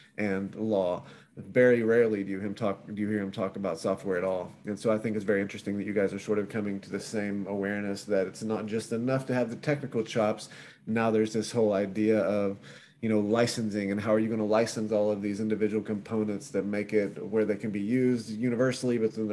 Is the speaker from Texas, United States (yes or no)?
no; Kentucky, United States; moved away; I'll actually be in Kentucky. So I'll be coming to you from my hometown next week.